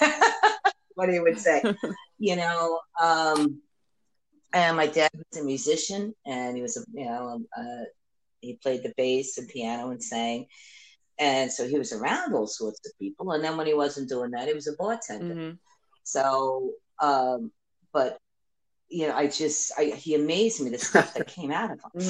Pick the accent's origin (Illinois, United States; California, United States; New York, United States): New York, United States; moved away; also born or lived in South Florida; growing up in New York and even down South Florida, I have never lived in a place like